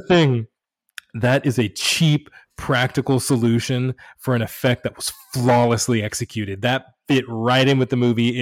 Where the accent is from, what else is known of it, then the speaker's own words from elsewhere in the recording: United States; first language English; I've lived in America my entire life, I was born here, I, English is my native language